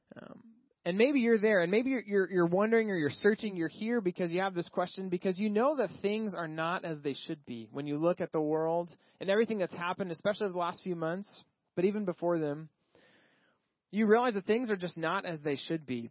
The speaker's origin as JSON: {"language": "English", "region": "Texas", "country": "United States", "tie": "born or raised there", "moved": "yes", "said": "I grew up in Texas."}